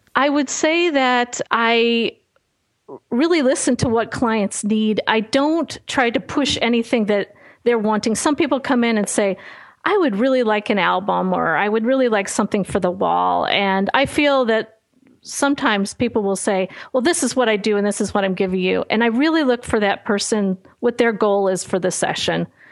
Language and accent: English; Chicago, Illinois, United States; not a great school experience growing up in Chicago